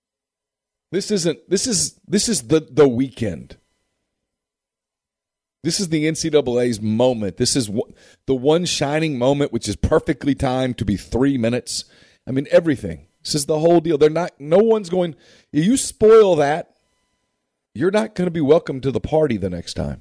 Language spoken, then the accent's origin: English; Louisiana, United States; I grew up in Louisiana